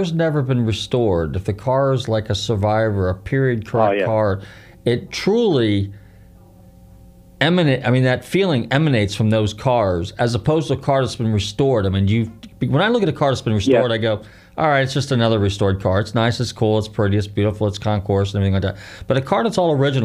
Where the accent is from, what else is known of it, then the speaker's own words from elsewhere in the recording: Marin County, Northern California, United States; now in Pinellas County, United States; I grew up in Northern California, and one of the last projects that Lloyd Wright did was the convention center, Terra Linda, which is in Marin County, where I grew up.